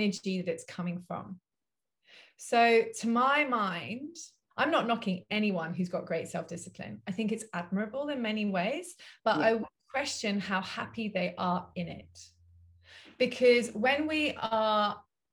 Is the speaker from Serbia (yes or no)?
no; London, United Kingdom; moved away; I grew up in Southwest London in Wimbledon.